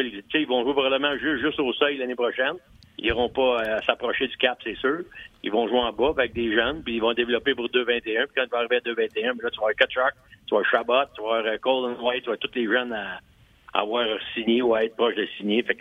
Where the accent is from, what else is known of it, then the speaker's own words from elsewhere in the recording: Canada; moi je suis Canadien, je regarde ça